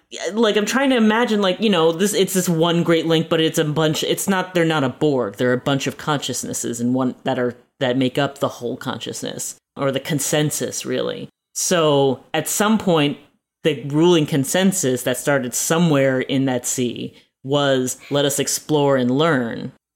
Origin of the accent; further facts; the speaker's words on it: United States; as an American, as an American citizen